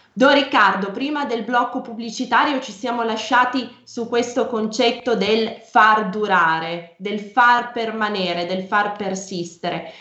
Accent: Piedmont, Italy; Io sono piemontese

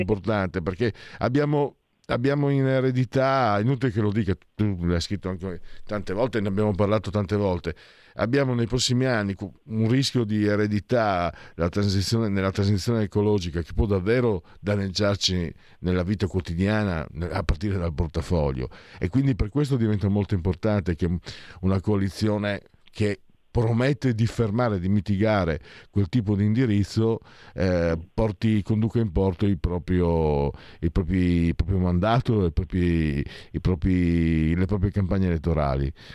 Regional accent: Italy; dalle mie parti, Veneto e Friuli

